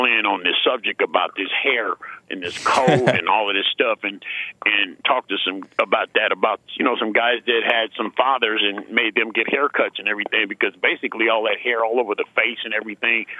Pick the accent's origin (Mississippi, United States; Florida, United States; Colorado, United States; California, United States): California, United States; San Francisco; also born or lived in Lake Charles, Louisiana; I'm raised in San Francisco, but I'm born in Lake Charles